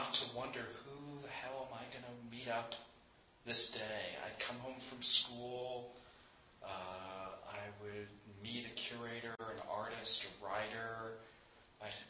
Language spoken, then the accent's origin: English; New York City, New York, United States; I was 16 at the time, growing up in New York City.